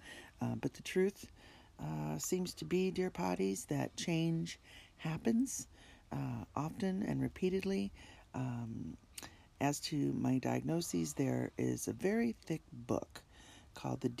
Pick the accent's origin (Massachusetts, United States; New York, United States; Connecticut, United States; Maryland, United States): New York, United States; my home state of New York